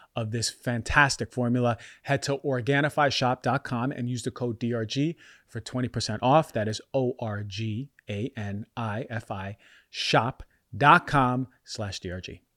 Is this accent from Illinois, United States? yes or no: no; New York, United States; moved away as an adult; also born or lived in Philadelphia / Bay Area; growing up in New York